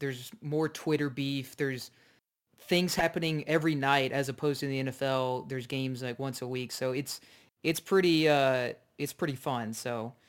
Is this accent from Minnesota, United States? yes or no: no; Dallas, Texas, United States; me and Brandon, we're originally from Dallas, so we are diehard Mavs fans.